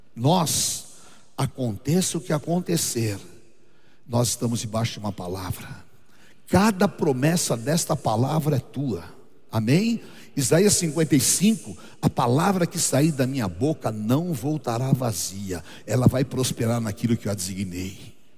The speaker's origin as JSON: {"language": "Portuguese", "town": "Barbacena", "region": "Minas Gerais", "country": "Brazil", "tie": "born or raised there", "said": "Quando eu era criança lá em Barbacena"}